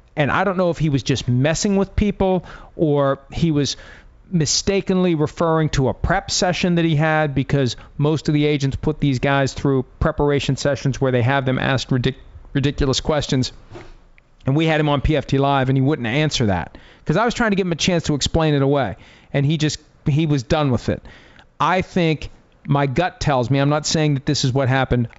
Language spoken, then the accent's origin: English; Steelers country, Pennsylvania, United States; growing up in Steelers country